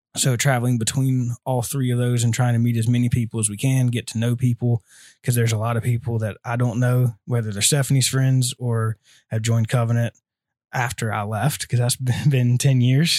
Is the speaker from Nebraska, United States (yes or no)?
yes; Lincoln, Nebraska, United States; So, I grew up in Lincoln, so I've been here all my life.